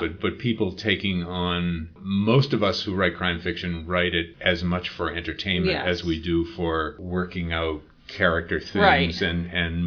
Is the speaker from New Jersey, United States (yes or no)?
no; Boston, Massachusetts, United States; I grew up in Boston